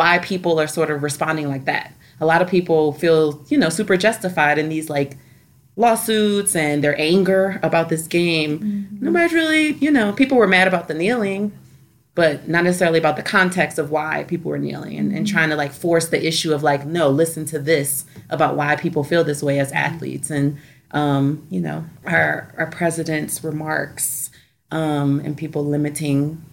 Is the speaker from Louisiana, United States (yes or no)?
yes; New Orleans, Louisiana, United States; I'm from New Orleans